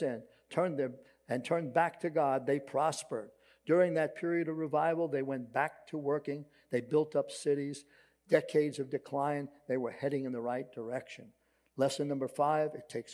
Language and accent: English; New York City, New York, United States; accent: Brooklyn; my Brooklyn accent